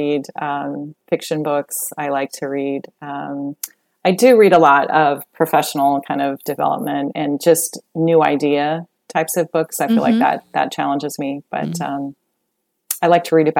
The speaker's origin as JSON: {"language": "English", "region": "Colorado", "country": "United States", "tie": "born or raised there", "moved": "yes", "lives_now": "Texas, United States", "said": "I grew up in Colorado"}